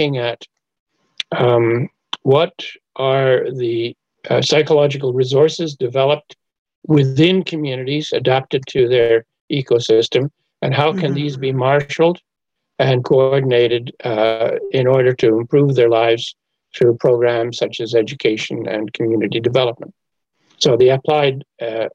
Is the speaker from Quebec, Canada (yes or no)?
yes; Montreal, Quebec, Canada; now in Kingston, Canada; Montreal is my hometown.